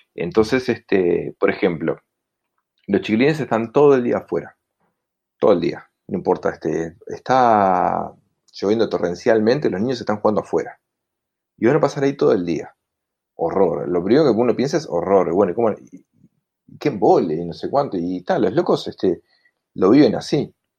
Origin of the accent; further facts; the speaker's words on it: Montevideo, Uruguay; soy montevideano.